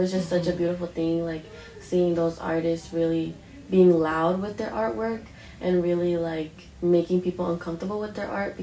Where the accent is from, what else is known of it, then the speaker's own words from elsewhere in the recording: Oakland, California, United States; I grew up, born and raised in Oakland